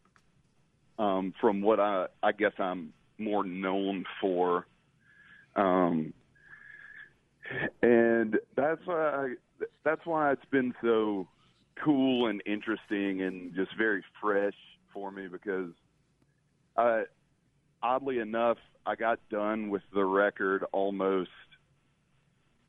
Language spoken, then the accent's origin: English; Greenwood, Mississippi, United States; also born or lived in Oxford, Mississippi; now in Water Valley, United States; I grew up in and around Greenwood, Edobina area